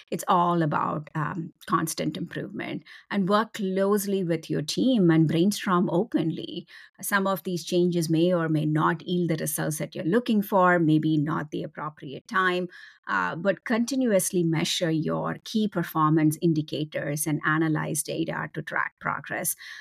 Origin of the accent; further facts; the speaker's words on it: India; moved away as an adult; now in United States; I was born and raised in India